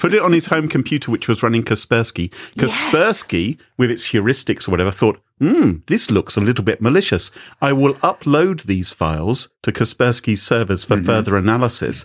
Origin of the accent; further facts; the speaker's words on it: United Kingdom; I'm British